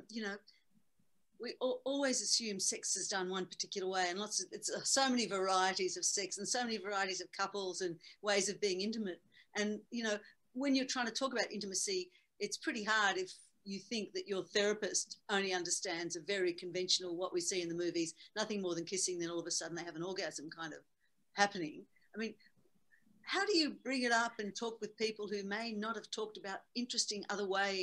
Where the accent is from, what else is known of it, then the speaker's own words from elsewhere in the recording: Australia; I'm Australian.